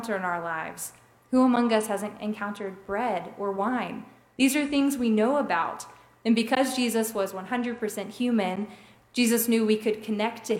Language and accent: English; Robertsdale, Alabama, United States; people that I grew up with in Robertsdale